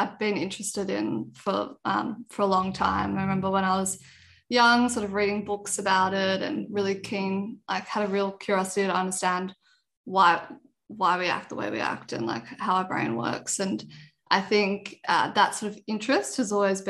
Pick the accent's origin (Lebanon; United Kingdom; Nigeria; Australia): Australia; Sydney, New South Wales; also born or lived in Canberra; I grew up in Sydney, been here all my life